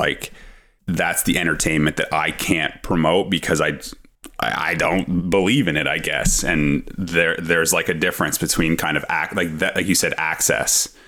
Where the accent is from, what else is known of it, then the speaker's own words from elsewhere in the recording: Ottawa, Ontario, Canada; I'm from Ottawa